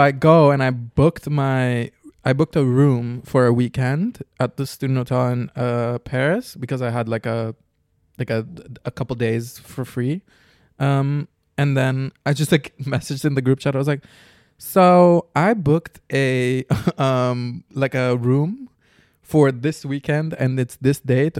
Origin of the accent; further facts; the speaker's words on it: Curaçao; moved away; also born or lived in Amsterdam; I'm from Curacao.